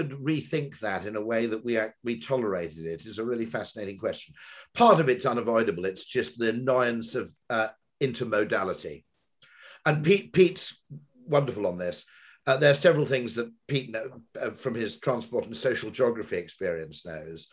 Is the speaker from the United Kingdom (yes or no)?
yes; Monmouth, Wales, United Kingdom; moved away; growing up in Monmouth